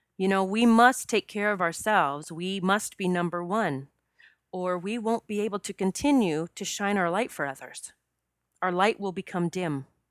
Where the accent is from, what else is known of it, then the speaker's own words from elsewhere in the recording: South Dakota, United States; I grew up in South Dakota